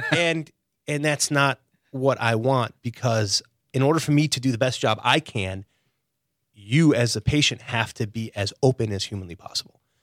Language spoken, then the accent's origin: English; Chicago, Illinois, United States; moved away as an adult; also born or lived in Stevens Point, Wisconsin / Israel; now in Wilmington, United States; born and raised in Chicago